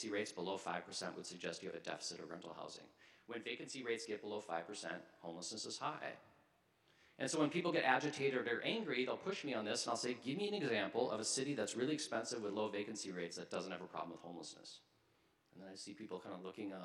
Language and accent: English; Minnesota, United States; moved away as an adult; also born or lived in New York / Chicago; now in Seattle, United States; I'm from Minnesota. I've lived in New York, I've lived in Chicago, I've lived in Minneapolis, I've lived in Seattle, but I consider myself a Minnesotan. This is where I was raised.